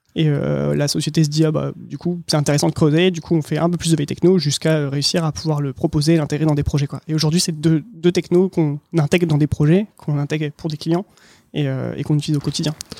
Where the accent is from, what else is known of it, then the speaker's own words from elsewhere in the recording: Lille, Hauts-de-France, France; now in Tours, France; je suis lillois